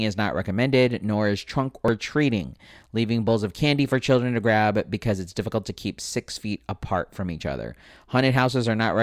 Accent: San Diego, California, United States; also born or lived in Escondido, California; right here in San Diego, where I grew up, where I was born and raised, where I grew up in Spring Valley

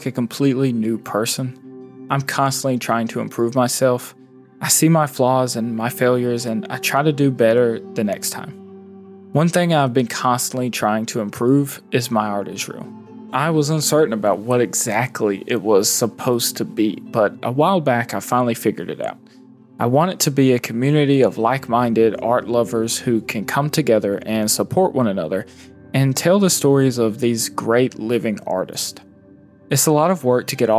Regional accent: the South, United States; Growing up in the South

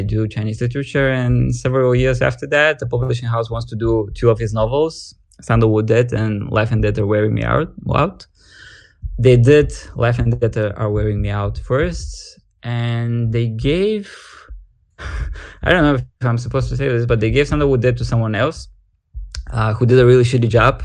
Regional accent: Bulgaria; accent: Eastern European; English is a second language; also born or lived in Wuhan, China; I came back to Bulgaria

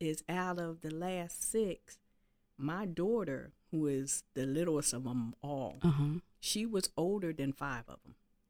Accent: York, Pennsylvania, United States; From York, Pennsylvania.

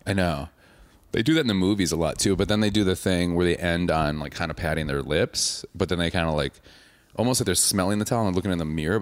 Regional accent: suburb of Milwaukee, Wisconsin, United States; I'm not from Milwaukee. I'm from a suburb

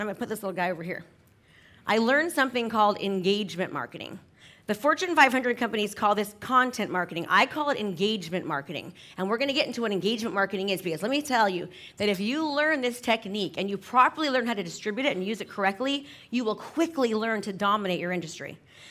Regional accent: San Francisco, California, United States; I'm from San Francisco. So you used to need a travel agent to go from San Francisco to LA.

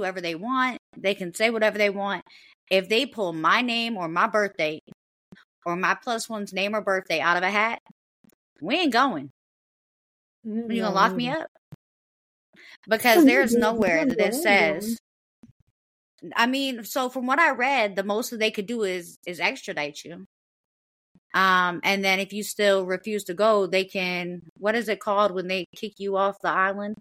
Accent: United States; we as the American people

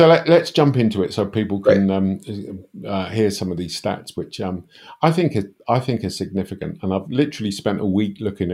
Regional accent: United Kingdom; I'm British

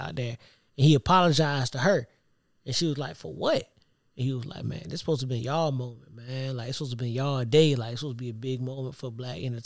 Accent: Savannah, Georgia, United States; I'm from Savannah

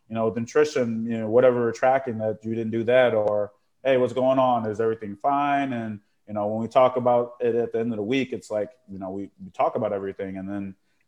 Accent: Chicago, Illinois, United States; moved away; I grew up in Chicago

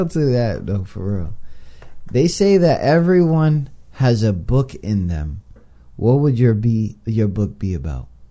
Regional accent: New York City, New York, United States; moved away; I'm from New York, I'm from the Bronx

